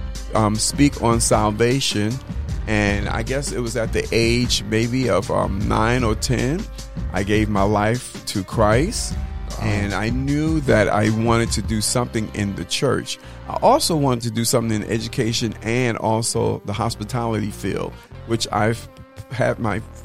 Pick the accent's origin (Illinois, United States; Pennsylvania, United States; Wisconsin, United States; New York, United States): New York, United States; North Babylon; moved away as an adult; also born or lived in Manhattan, New York / Atlanta, Georgia; now in Prairie View, United States; I was reared on Long Island, a little city called North Babylon, and graduated from high school there.